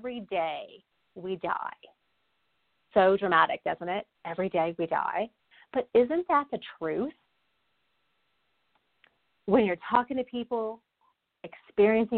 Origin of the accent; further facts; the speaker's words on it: Texas, United States; a fellow Texan.